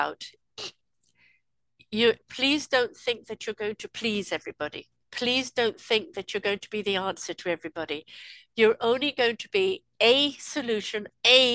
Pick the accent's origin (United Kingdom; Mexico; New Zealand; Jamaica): United Kingdom; England; I'm from England